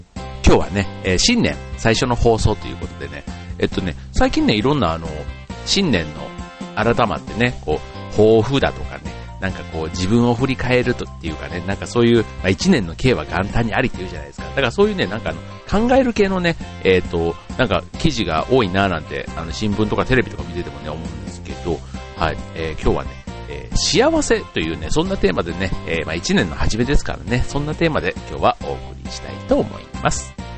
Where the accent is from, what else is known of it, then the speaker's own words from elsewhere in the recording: Osaka, Japan; now in Kanto, Japan; 僕の実家の大阪